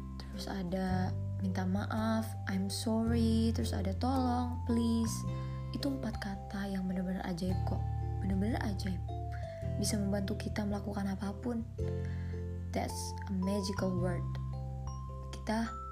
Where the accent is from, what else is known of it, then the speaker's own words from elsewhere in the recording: Indonesia; aku anak Cibubur